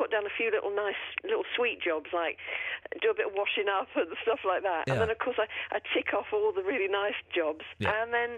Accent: London, United Kingdom; also born or lived in Wiltshire; now in York, United Kingdom; Oh, God, no. I'm from London originally.

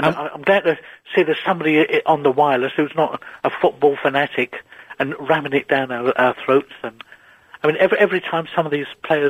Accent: Wales, United Kingdom; Although I'm a Welshman, I'm not a singer.

